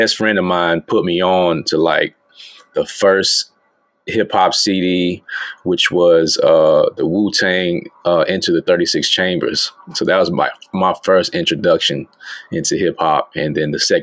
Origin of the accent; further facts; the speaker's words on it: Alabama, United States; moved away as an adult; now in Shanghai, China; Born and raised in Alabama. You know what I'm saying? Currently in China right now. Shanghai, China right now